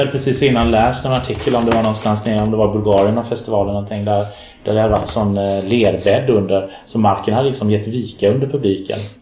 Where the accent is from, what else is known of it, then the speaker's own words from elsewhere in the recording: Malmö, Skåne, Sweden; Jag är född i Malmö. Mm. Uppvuxen i Malmö.